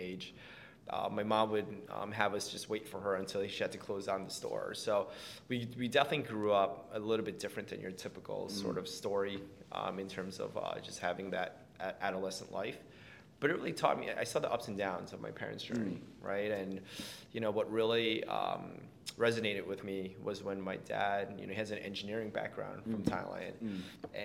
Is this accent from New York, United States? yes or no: yes; New York City, New York, United States; I was born and raised in Queens, New York.